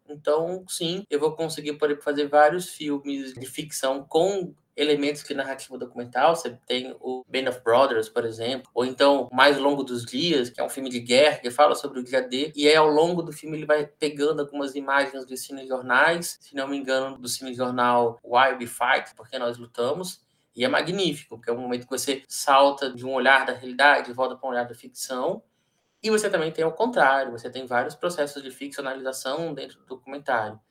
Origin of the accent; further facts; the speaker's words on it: Brazil; Nós somos brasileiros